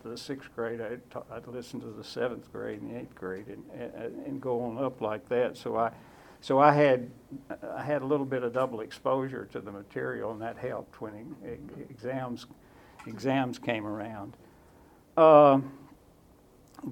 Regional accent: Waverly, Tennessee, United States; moved away as an adult; also born or lived in Auburn / Atlanta, Georgia / Northern Virginia; I grew up in Waverly, Tennessee.

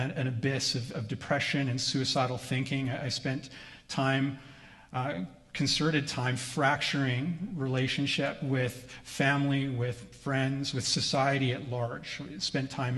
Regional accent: Vancouver Island, British Columbia, Canada; moved away; I grew up on Vancouver Island

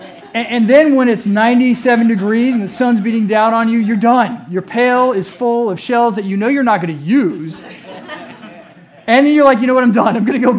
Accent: Germany; You know, growing up, I grew up in Germany. And I was with my dad a lot, whether he was wearing his army uniform

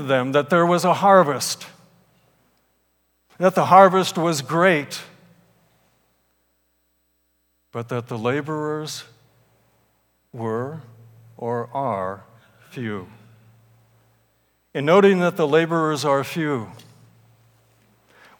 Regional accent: Salinas, California, United States; I grew up in Salinas, California

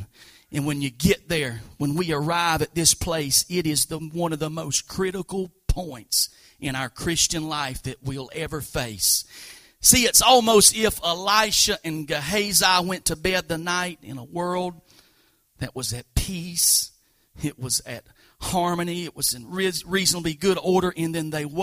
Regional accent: Hatch Bend, United States; spoke the English language a little bit different than I did growing up in Hatch Bend

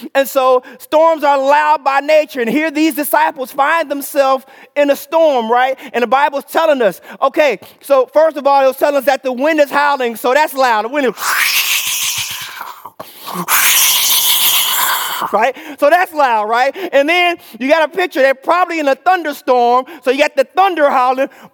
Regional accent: Chicago, Illinois, United States; moved away; I'm from Chicago.

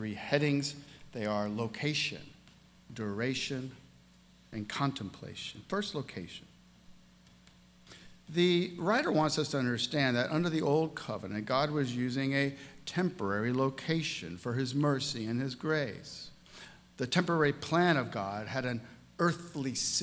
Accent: St. Louis, Missouri, United States; my hometown in St. Louis, Missouri

